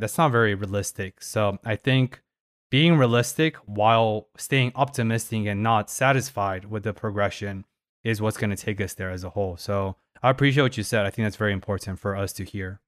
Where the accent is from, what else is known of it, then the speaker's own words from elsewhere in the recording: Paris, Île-de-France, France; I was born in Paris